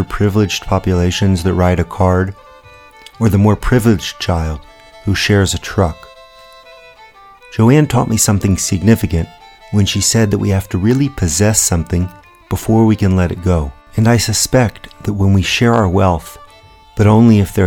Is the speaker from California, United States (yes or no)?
no; Houston, Texas, United States; I'm originally from Houston